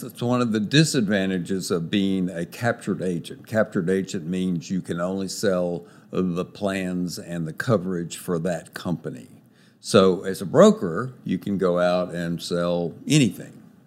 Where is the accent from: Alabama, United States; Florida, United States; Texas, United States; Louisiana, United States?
Texas, United States; moved away as an adult; also born or lived in Los Angeles, United States; I'm a Texan by birth and have lived here a lot, a long time